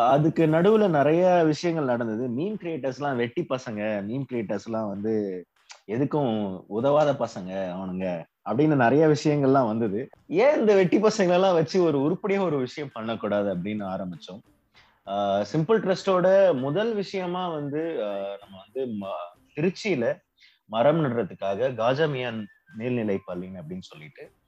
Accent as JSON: {"language": "Tamil", "town": "Cuddalore", "region": "Tamil Nadu", "country": "India", "tie": "born or raised there", "said": "நான் என்னோட பிறந்த ஊர் கடலூர்"}